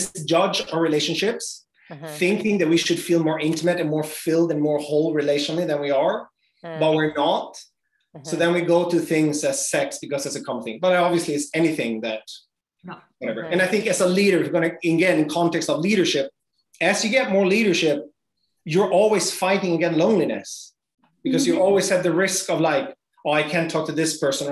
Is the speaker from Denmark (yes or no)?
no; Sweden; I am from Sweden, we are very sexually free country.